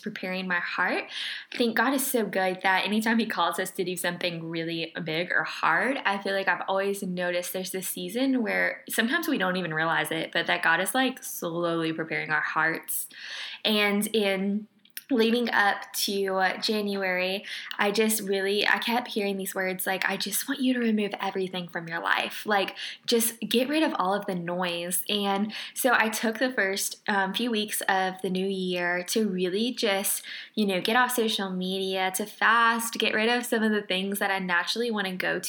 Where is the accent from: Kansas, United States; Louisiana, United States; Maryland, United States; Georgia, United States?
Louisiana, United States; Lake Charles; moved away as an adult; I am from Lake Charles, Louisiana.